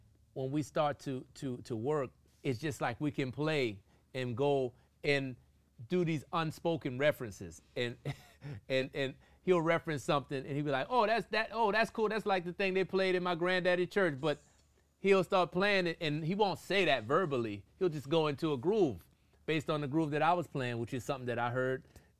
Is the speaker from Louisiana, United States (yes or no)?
yes; New Orleans, Louisiana, United States; I'm from New Orleans, and I'm from a family of musicians, and I'm from a culture of music and culture of dance and food